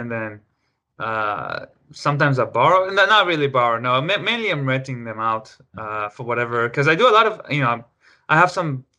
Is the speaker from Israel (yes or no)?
yes; Israel; moved away as an adult; also born or lived in Los Angeles, United States; now in Seattle, United States; Oh, I'm 30. I'm from Israel originally, but I guess, I'm from, like, you know, I lived in L.A. for a while. Now I live in Seattle and L.A., but mostly in Seattle.